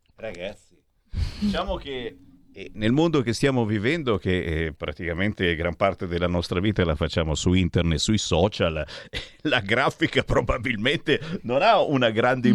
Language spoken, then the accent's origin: Italian; the North, northern Italy, Italy; noi del nord